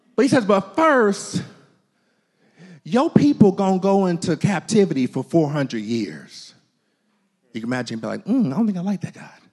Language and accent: English; United States; As American Christians